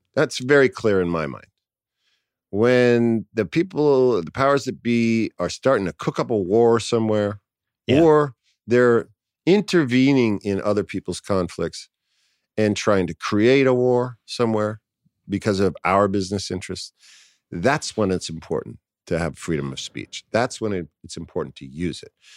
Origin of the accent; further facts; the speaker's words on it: New York City, New York, United States; I grew up in New York City